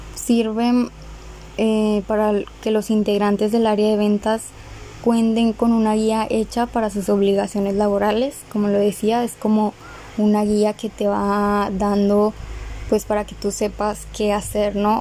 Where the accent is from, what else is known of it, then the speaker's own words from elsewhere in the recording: Monterrey, Nuevo León, Mexico; also born or lived in Galeana, Nuevo León; vivo en Monterrey, nací en Galeana, Galeana, Nuevo León. ahí duré seis años. Hasta los seis años viví ahí y pues nos vinimos a vivir aquí a Monterrey